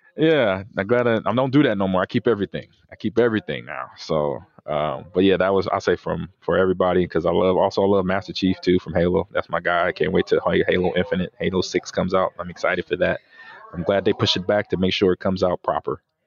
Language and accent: English; Omaha, Nebraska, United States; moved away; Omaha, Nebraska, my hometown